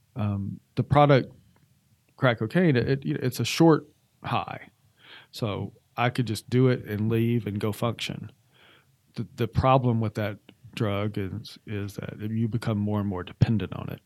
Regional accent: Atlanta, Georgia, United States; moved away as an adult; also born or lived in Arizona / Montana / Washington State / Oregon; was born and raised in Atlanta, Georgia.

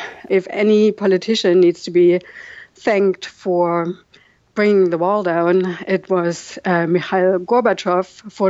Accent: East Germany, Germany; English is a second language; I always told them I grew up in East Germany and we had to learn Russian in school, so my English is really bad.

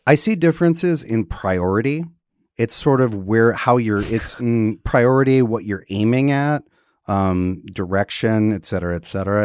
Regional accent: Wisconsin, United States; growing up in Wisconsin, um, we had a creek in the backyard

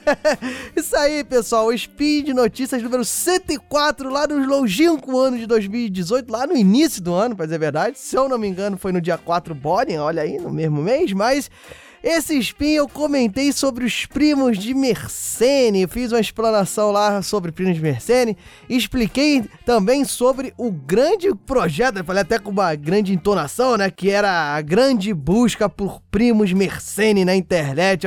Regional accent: Rio de Janeiro, Brazil; accent: carioca; falar com o meu sotaque carioca

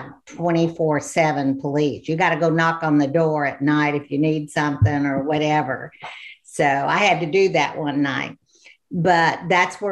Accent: Illinois, United States; moved away as an adult; now in Hot Springs Village, United States; I was born and raised in Illinois

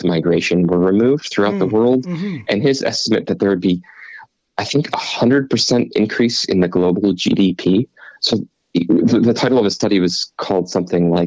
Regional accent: Cleveland, Ohio, United States; also born or lived in Pittsburgh; I grew up in Cleveland and sort of between Cleveland and Pittsburgh

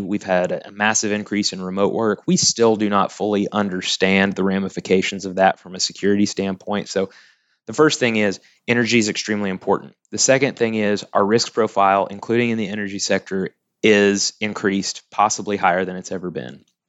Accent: Tuttle, Oklahoma, United States; also born or lived in Norman, Oklahoma; grew up in Tuttle, Oklahoma

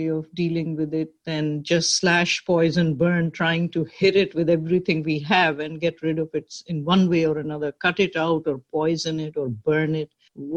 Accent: Pakistan; moved away as an adult; now in New York, United States; I grew up in Pakistan

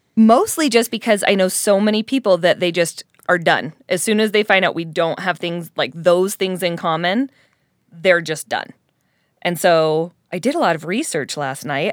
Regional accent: Colorado, United States; now in Utah, United States; being in Utah and growing up in Colorado

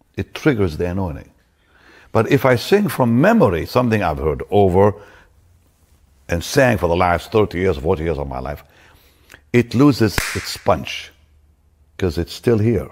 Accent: Israel; moved away; also born or lived in Toronto, Canada; I'm from Israel

